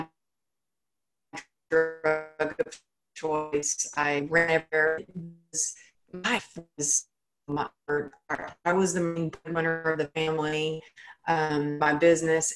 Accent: Texas, United States; I grew up in Texas where it was like, you know, I was taught cowgirl up

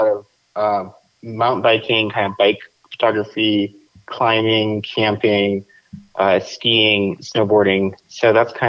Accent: Plano, Texas, United States; moved away as an adult; also born or lived in Queens, New York / Pennsylvania; now in Albuquerque, United States; I moved shortly after to Dallas, Texas area, Plano, Texas, when I was about 2 years old

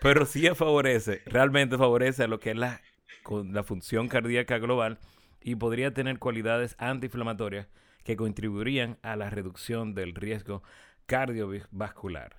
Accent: Santiago de los Caballeros, Santiago, Dominican Republic; no somos del sur, somos de Santiago

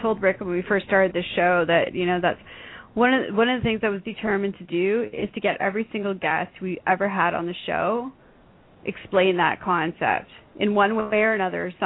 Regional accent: Toronto, Ontario, Canada; I'm not only Canadian, my love. I was born in Toronto, and I spent my summers in Algonquin.

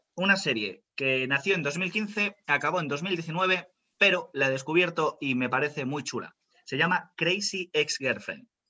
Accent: Spain; Soy español 100%.

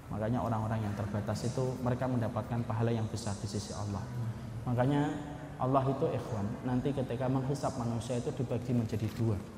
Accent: Bekasi, West Java, Indonesia; Kalau saya dari Bekasi Bapak. Ya. Kalau saya di Bekasi lampu merah Pekayun ke kanan Pak.

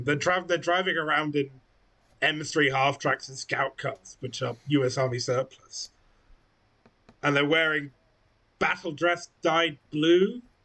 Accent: England, United Kingdom; we're a miserable little island on the edge of Europe

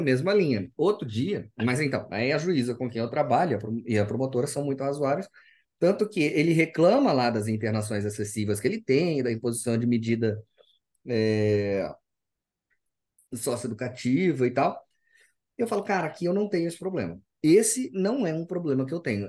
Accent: Cuiabá, Mato Grosso, Brazil; also born or lived in São Paulo; eu sou do Mato Grosso, sou cuiabano.

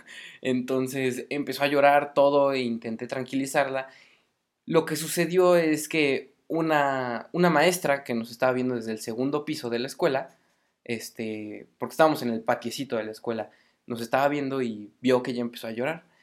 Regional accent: Mexico City, Mexico; moved away as an adult; now in Morelia, Mexico; Soy de Ciudad de México, del defectuoso

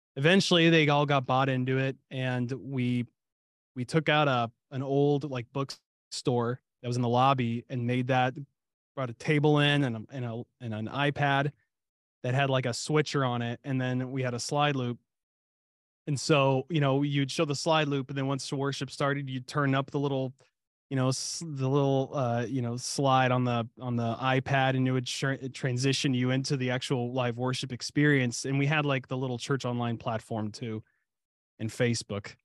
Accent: Ohio, United States; also born or lived in Kentucky (family roots); now in Dallas-Fort Worth area, Texas, United States; I was born and raised in Ohio

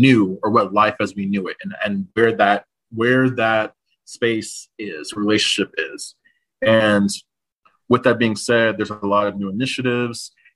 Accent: San Antonio, Texas, United States; my hometown of San Antonio

